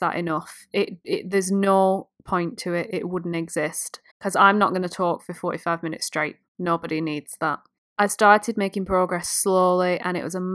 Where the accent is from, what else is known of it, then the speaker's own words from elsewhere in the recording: United Kingdom; I'm British